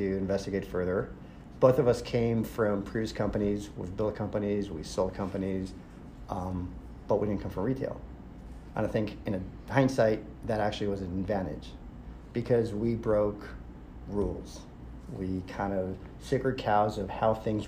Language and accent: English; Israel; moved away; I'm originally from Israel.